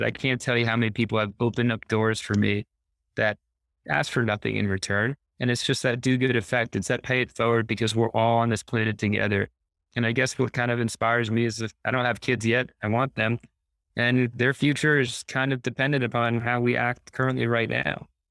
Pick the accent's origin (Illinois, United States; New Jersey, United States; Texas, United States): New Jersey, United States; I grew up on a horse farm in New Jersey